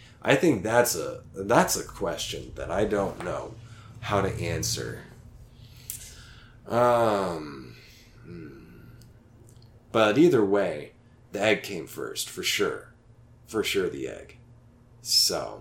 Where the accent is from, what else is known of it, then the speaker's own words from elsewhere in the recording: Oklahoma, United States; moved away; Staying with my parents in my hometown, small hometown in Oklahoma, with two whole stoplights on the main street